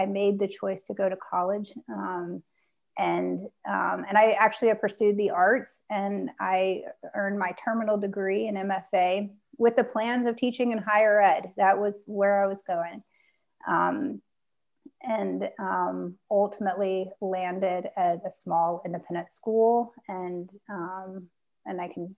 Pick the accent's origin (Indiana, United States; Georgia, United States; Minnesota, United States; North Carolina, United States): Indiana, United States; Southern; now in Charlottesville, United States; my high school was actually the first high school built in the state of Indiana in Southern Indiana near Louisville, Kentucky.